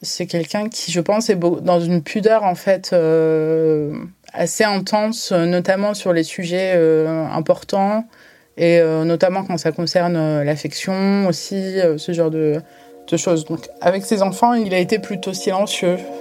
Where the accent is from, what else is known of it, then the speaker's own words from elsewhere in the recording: France; en France, en tant que franco-algérienne